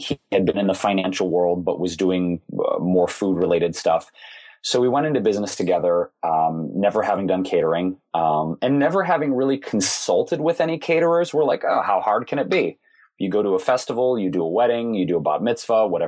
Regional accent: Detroit, Michigan, United States; Growing up in Detroit, most everybody worked for one of the big three automakers.

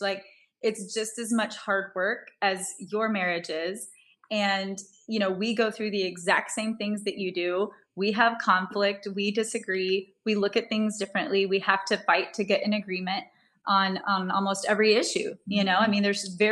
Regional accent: Texas, United States; moved away as an adult; also born or lived in Los Angeles, California; I'm from Texas

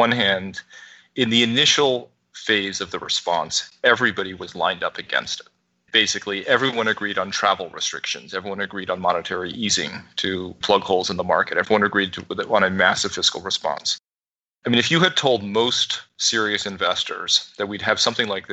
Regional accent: New York, United States; because I'm a New Yorker and I've lived through 9/11.

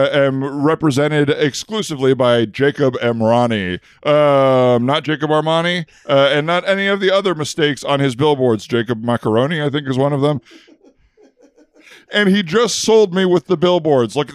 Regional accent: Minnesota, United States; I came here from Minnesota, and I just came out here for the winter because the winters are so nasty right now in Minnesota.

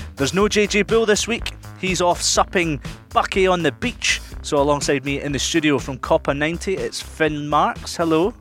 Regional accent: Dumfries, Scotland, United Kingdom; now in London, United Kingdom; my hometown of Dumfries

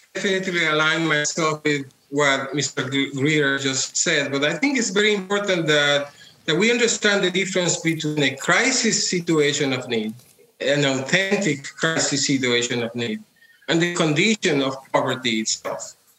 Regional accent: Puerto Rico; Well, I come from Puerto Rico. I was born into a communist household. My father was founding member of the Communist Party of Puerto Rico

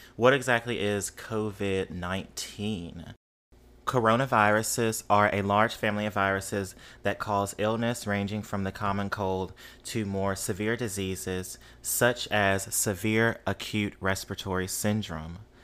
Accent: Mississippi, United States; now in New Orleans, United States; I grew up in Mississippi

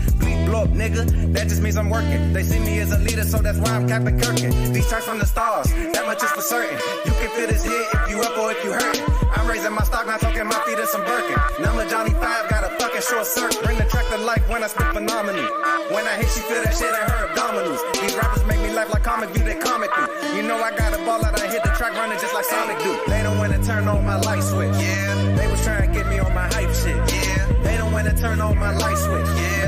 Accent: North Carolina, United States; we're both from North Carolina

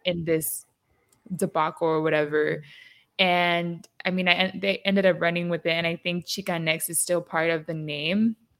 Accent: San Diego, California, United States; I grew up in San Diego, which is the border

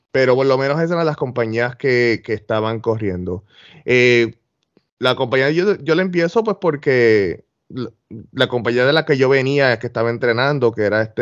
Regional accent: Puerto Rico; now in Florida, United States; pues yo voy a traer un poquito de las, de las ideas que yo vengo de Puerto Rico, pero las voy a aplicar a lo que es el old school

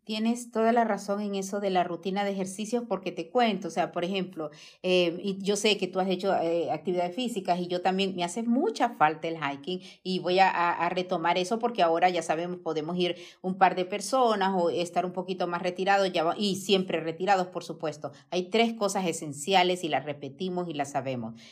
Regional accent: Honduras; moved away; de mi tierra, Catracha

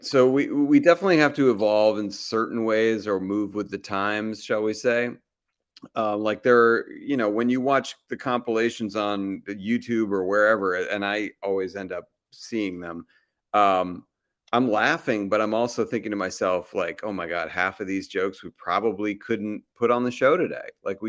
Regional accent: Massachusetts, United States; moved away as an adult; also born or lived in Los Angeles, California; this moment, I'm on Cape Cod, and at the beginning of the pandemic, we moved back here. I'm from Massachusetts.

